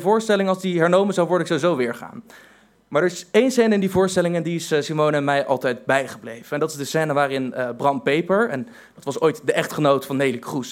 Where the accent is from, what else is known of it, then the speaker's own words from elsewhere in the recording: Voorburg, South Holland, Netherlands; En ik ben opgegroeid in Voorburg, een eh, gemeente direct tegen Den Haag aan